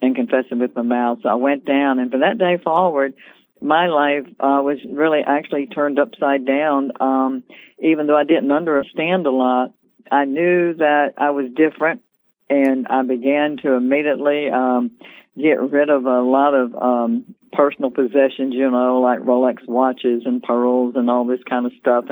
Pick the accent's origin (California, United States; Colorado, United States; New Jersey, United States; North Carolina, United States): North Carolina, United States; moved away as an adult; now in Virginia Beach, United States; I'm originally from North Carolina.